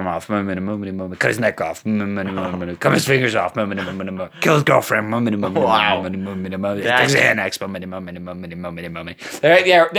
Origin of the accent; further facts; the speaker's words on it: United States; We're from America